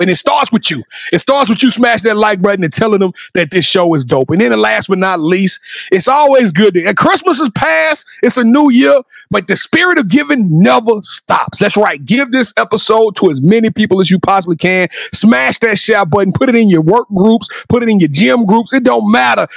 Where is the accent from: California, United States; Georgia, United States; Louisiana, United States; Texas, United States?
Louisiana, United States; I'm from Louisiana.